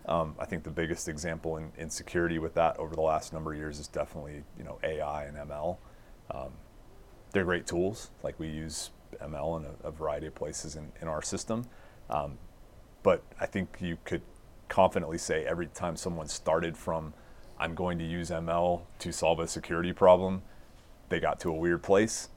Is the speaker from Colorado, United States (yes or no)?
yes; Littleton, Colorado, United States; I grew up in Littleton.